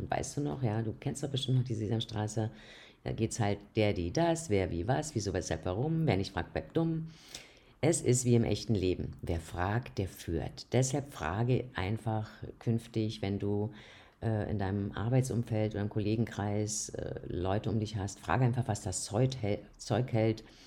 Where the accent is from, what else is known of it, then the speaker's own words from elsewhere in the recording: Austria; hier bei uns in Österreich